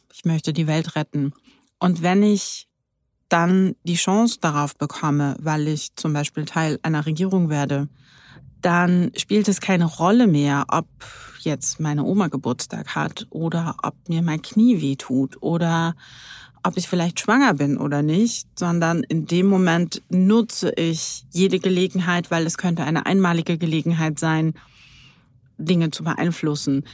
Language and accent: German; Berlin, Germany; Ich bin waschechte Berlinerin